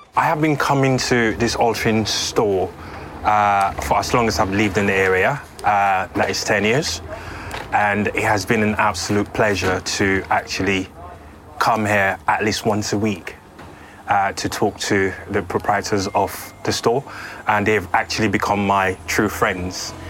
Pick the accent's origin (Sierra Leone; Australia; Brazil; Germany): Sierra Leone; moved away; growing up in Sierra Leone